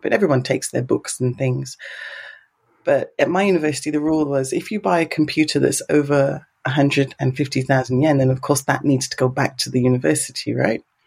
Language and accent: English; England, United Kingdom; now in Japan; as an English person